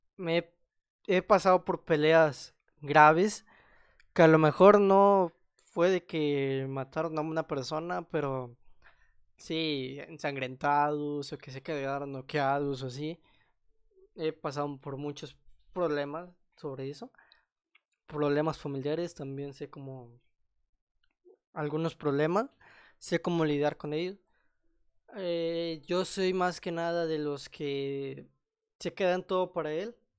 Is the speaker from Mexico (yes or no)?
yes; Mexico; soy mexicano